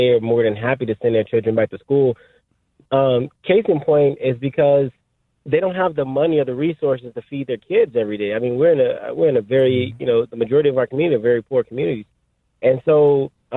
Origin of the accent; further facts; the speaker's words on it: Los Angeles, California, United States; I grew up in South Central Los Angeles. I'm from here